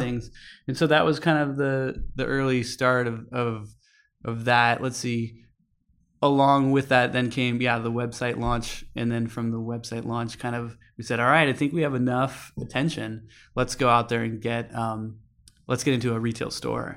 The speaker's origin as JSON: {"language": "English", "town": "Ventura", "region": "California", "country": "United States", "tie": "born or raised there", "moved": "as an adult", "lives_now": "San Francisco, United States", "said": "I grew up in Ventura, California"}